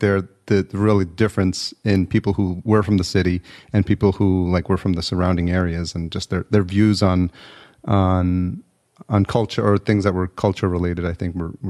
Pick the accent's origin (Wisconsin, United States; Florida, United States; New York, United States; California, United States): New York, United States; Yonkers; I grew up in New York as well. I grew up in Yonkers, and I went to school in White Plains, Stepanek.